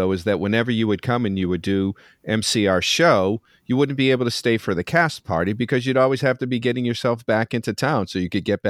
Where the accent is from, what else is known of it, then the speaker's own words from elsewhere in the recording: Stoneham, Massachusetts, United States; my hometown of Stoneham